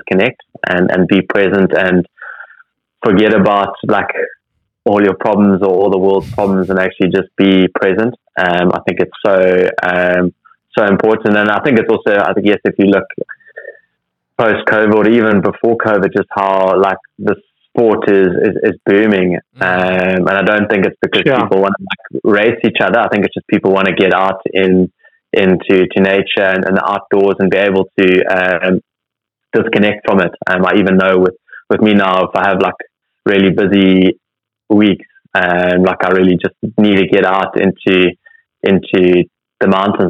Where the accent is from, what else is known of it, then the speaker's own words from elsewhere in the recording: Cape Town, Western Cape, South Africa; growing up as a kid and even as a teenager, growing up in Cape Town